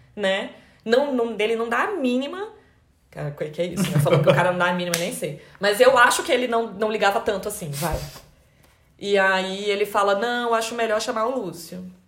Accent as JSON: {"language": "Portuguese", "town": "Brasília", "region": "Federal District", "country": "Brazil", "moved": "yes", "said": "nós dois, né, mudamos de cidade, a gente é de Brasília."}